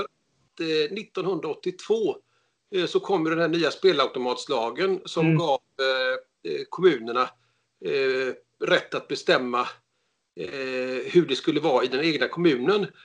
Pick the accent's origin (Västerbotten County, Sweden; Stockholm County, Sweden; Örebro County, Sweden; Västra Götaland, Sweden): Västra Götaland, Sweden; Gothenburg; Jag är från Göteborg